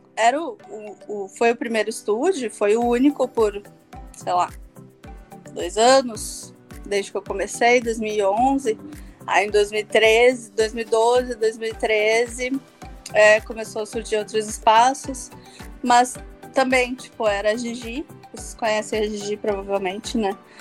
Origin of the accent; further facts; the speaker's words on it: Porto Alegre, Rio Grande do Sul, Brazil; eu sou de Porto Alegre, então eu sou do Rio Grande do Sul, sul, sul, sul desse país.